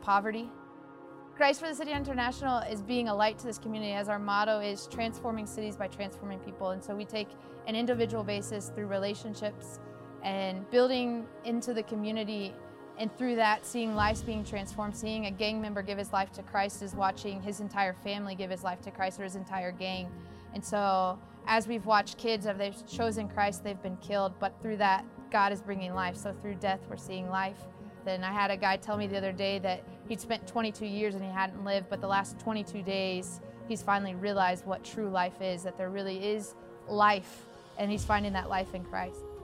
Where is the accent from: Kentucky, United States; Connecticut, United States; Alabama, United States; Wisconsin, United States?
Kentucky, United States; moved away as an adult; now in Costa Rica; I'm from Kentucky